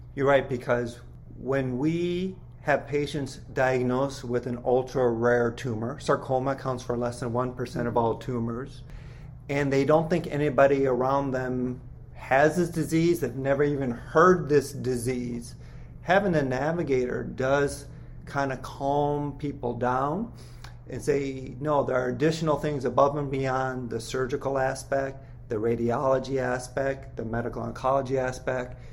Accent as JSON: {"language": "English", "region": "Minnesota", "country": "United States", "said": "I'm from Minnesota"}